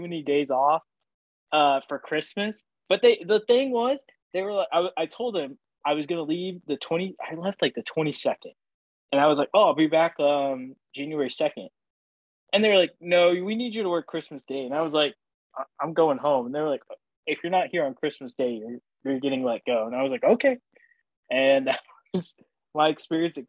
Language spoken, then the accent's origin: English; Oklahoma, United States; moved away; I worked as a screen printer for sporting goods stores in my hometown.